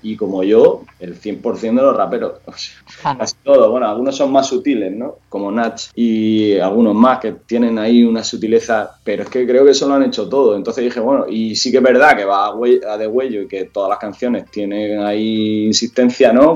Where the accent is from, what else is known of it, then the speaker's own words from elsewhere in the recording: Hellín, Albacete, Castilla-La Mancha, Spain; now in Murcia, Spain; yo soy de Jin, vivo, bueno, vivía en Albacete Jin y, vine a Murcia a vivir